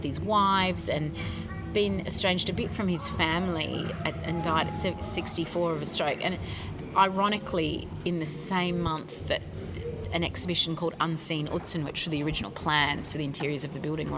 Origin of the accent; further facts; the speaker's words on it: Sydney, New South Wales, Australia; moved away as an adult; also born or lived in California / France / Sweden; the only thing anyone ever knew about my hometown was the Sydney Opera House